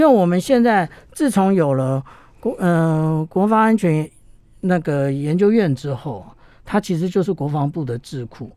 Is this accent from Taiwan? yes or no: yes; Taiwan; 我们台湾人